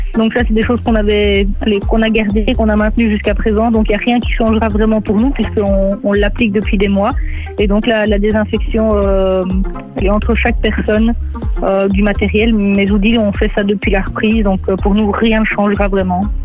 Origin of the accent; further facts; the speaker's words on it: Nivelles, Wallonia, Belgium; j'ai grandi à Nivelles